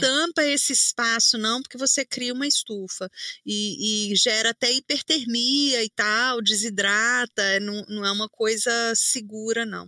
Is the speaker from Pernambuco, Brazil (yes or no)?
no; Belo Horizonte, Minas Gerais, Brazil; eu sou de Minas, né? Belo Horizonte